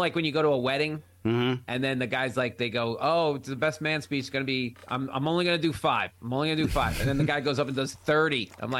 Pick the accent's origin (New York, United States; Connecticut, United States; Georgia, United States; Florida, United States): New York, United States; Oceanside; I grew up in Oceanside